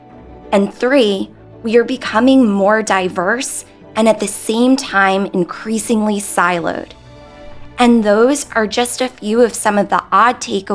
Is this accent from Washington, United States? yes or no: no; New York, United States; as a New Yorker